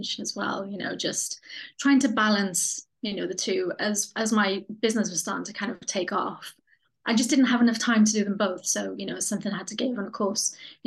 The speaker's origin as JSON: {"language": "English", "town": "Pontneddfechan", "region": "Wales", "country": "United Kingdom", "tie": "born or raised there", "lives_now": "Cardiff, United Kingdom", "said": "the place that I grew up, which is a tiny place called Pontnefechan"}